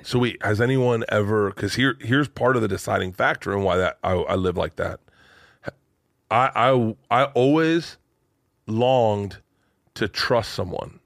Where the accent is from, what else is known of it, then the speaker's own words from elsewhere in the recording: Tampa, Florida, United States; I'm from Tampa